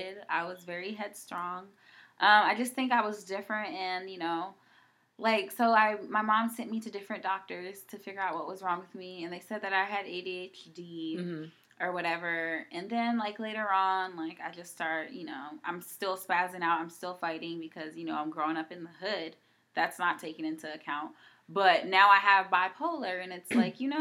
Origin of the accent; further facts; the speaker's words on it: East Coast, United States; I'm from the East Coast